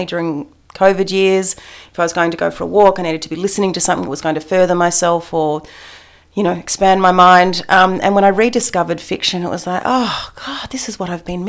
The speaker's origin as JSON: {"language": "English", "town": "Adelaide", "region": "South Australia", "country": "Australia", "tie": "born there", "also_born_or_lived": "Canberra / Melbourne / Upstate New York", "said": "I was born in Adelaide. It was, yeah, so it was South Australia. It was Canberra. It was eastern suburbs of Melbourne. Upstate New York was probably the most glamorous element of it."}